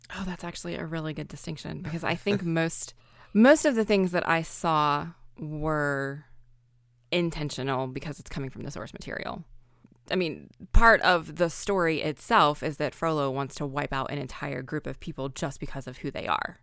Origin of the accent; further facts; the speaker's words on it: American South, United States; I am from the American South